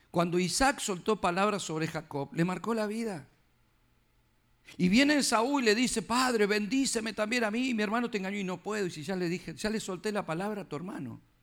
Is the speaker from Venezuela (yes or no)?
no; Argentina; yo como argentino